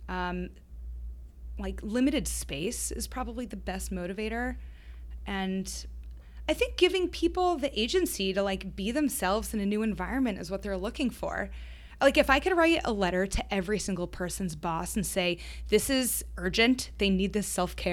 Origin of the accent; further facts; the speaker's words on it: Boston, Massachusetts, United States; I'm I'm from Boston, so I'm really proud to say that Trybal is headquartered here.